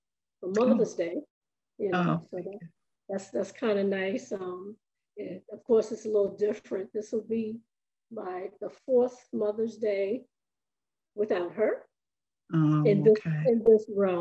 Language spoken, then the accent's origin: English; New York, United States; also born or lived in South Carolina; I was born in August of the year that they were married, and as soon as I was strong enough and healthy, they moved to New York